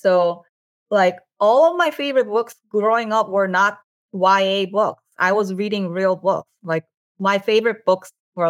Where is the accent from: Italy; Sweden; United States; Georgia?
United States; Like, I never expected that would ever be the case when I was a teenager growing up in America.